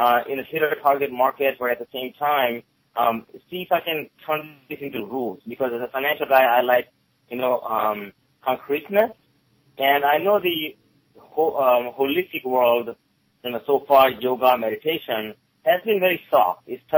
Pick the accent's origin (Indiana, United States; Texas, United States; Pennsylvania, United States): Pennsylvania, United States; Gettysburg; English is a second language; also born or lived in India; I came here originally from India in 1989, with $20 and not a word of English. I grew up here in Gettysburg, Maryland in the area